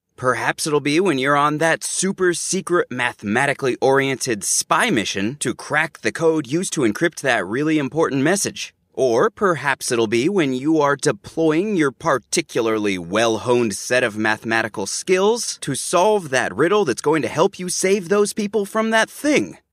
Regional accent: Los Angeles, California, United States; my hometown of Los Angeles

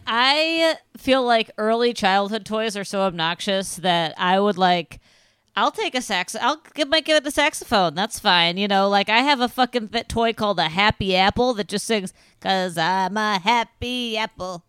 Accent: Midwest, United States; as a Midwesterner

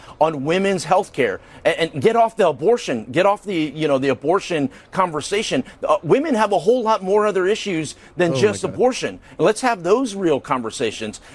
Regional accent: Texas, United States; I'm from Texas

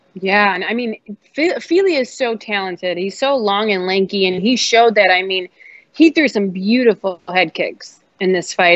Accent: Chicago, Illinois, United States; now in New York, United States; I'm from Chicago

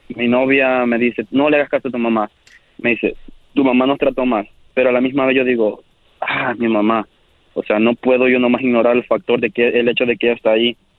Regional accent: El Salvador; yo soy del Salvador

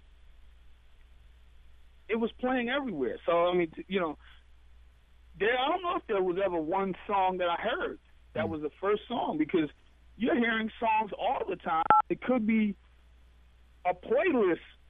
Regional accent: United States; moved away; also born or lived in Ghana; I was from America.

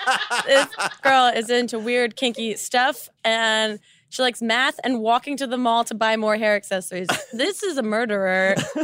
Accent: New Jersey, United States; we are both from New Jersey.

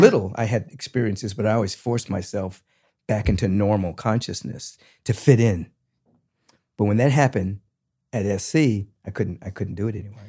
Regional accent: Washington, District of Columbia, United States; moved away; I'm originally from Washington, D C.

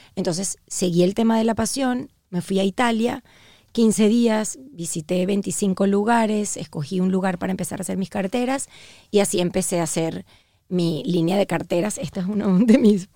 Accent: Venezuela; also born or lived in Uruguay; now in Miami, United States; soy una venezolana que nació en Uruguay

